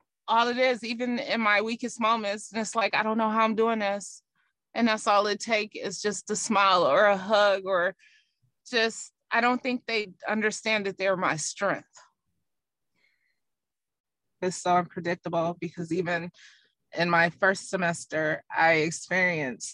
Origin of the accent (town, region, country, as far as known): United States